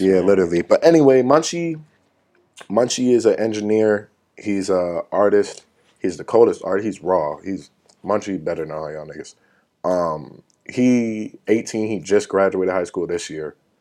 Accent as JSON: {"language": "English", "town": "Woodbury", "region": "Minnesota", "country": "United States", "said": "I'm from Woodbury, Minnesota, the suburbs"}